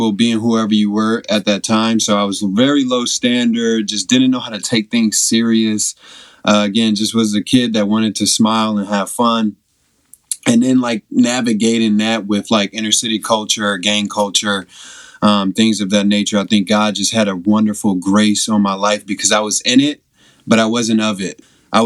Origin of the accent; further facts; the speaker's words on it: Evanston, Illinois, United States; also born or lived in Chicago; grew up in Evanston, Illinois. Was born there, born and raised in Evanston.